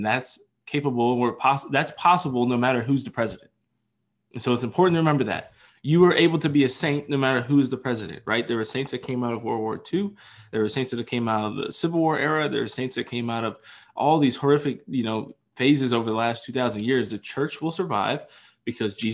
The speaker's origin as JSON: {"language": "English", "region": "Pennsylvania", "country": "United States", "tie": "born or raised there", "said": "the great state of my home state of Pennsylvania"}